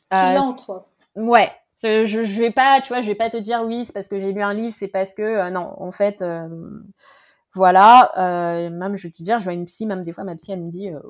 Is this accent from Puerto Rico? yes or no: no; Paris, Île-de-France, France; Et elle l'a juste fait parce que elle savait que je venais de Paris.